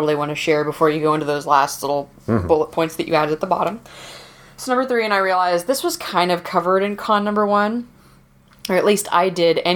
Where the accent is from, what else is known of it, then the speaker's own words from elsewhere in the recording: the South, United States; moved away; I came from the South